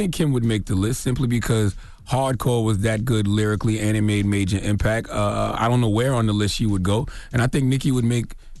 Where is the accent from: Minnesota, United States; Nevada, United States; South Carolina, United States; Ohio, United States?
South Carolina, United States; I'm from South Carolina.